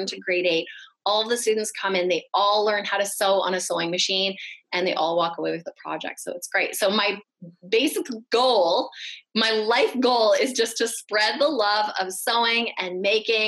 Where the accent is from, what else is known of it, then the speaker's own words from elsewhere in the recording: Vancouver, British Columbia, Canada; moved away as an adult; also born or lived in Toronto, Canada; I grew up in Vancouver, when I moved out to Toronto for university